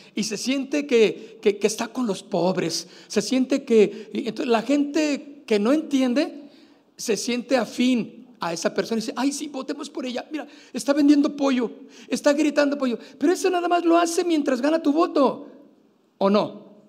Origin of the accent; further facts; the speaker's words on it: Mexico; Nosotros como mexicanos, pues también tenemos nuestra fecha que celebramos el 16 de septiembre